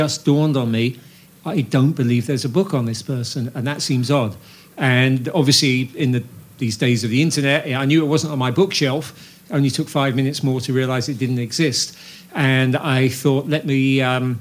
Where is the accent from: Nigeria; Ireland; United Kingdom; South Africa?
United Kingdom; London; moved away as an adult; also born or lived in Yorkshire / Manhattan, New York / Brooklyn, New York; now in Woodstock, United States; having been raised in South London, I was born in Yorkshire but lived in South London from the age of two.